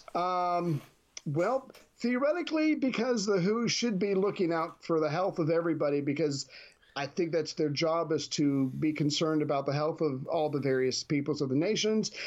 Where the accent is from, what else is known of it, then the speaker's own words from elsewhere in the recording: United States; as an American